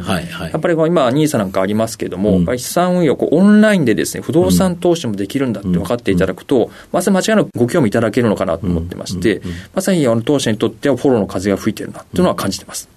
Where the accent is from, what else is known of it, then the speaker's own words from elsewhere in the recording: Gunma, Japan; 生まれ群馬県になりま